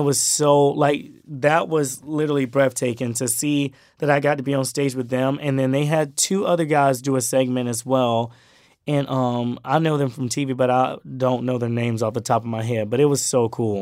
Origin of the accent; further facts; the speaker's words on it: Brunswick, Georgia, United States; moved away as an adult; also born or lived in Miami, Florida / South Carolina; I tell them that I'm from, um, Brunswick, Georgia. That's my small hometown. But that's where I grew up. I, I moved there in two thousand twelve.